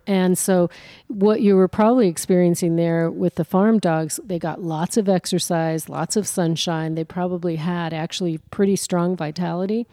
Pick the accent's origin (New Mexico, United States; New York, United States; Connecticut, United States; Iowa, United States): New Mexico, United States; also born or lived in Colorado; I'm from New Mexico